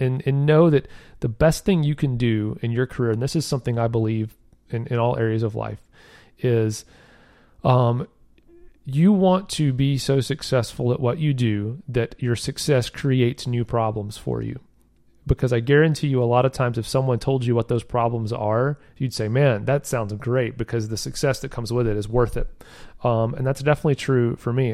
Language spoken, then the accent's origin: English; the South, United States; I'm from the South, so don't get too big for your britches, as they say down here